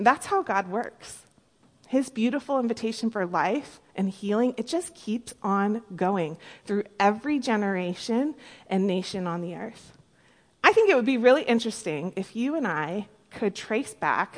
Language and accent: English; Carlsbad, California, United States; I grew up in Carlsbad, California, down San Diego